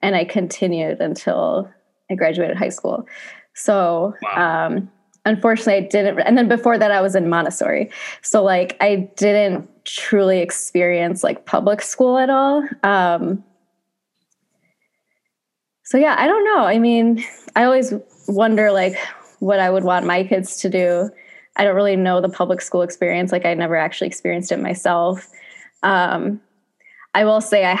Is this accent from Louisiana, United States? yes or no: no; Pontiac, Michigan, United States; I was born in Pontiac, Michigan